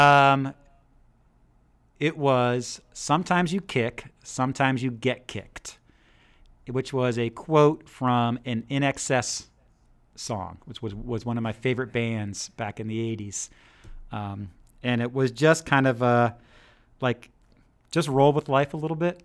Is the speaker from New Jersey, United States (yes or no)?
yes; New Jersey, United States; moved away as an adult; also born or lived in Ireland (ancestry); now in Georgia, United States; I grew up in New Jersey